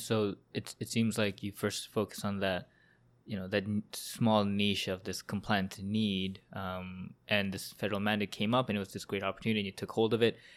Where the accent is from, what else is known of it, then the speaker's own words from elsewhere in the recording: Vancouver, British Columbia, Canada; now in Toronto, Canada; I'm from Vancouver and Sagar here is also from Vancouver and we also went to same high school